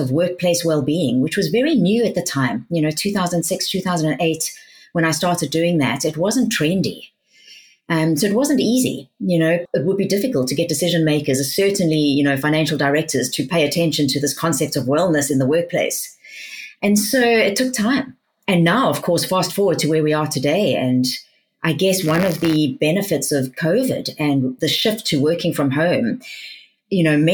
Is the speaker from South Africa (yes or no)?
yes; South Africa; accent: South African; now in United Kingdom; I sound South African. I was born in South Africa.